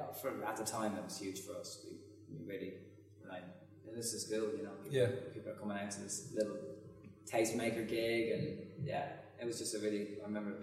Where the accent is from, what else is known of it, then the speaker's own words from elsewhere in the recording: Dún Laoghaire, Leinster, Ireland; also born or lived in London; now in Brighton, United Kingdom; We're from Dunleary.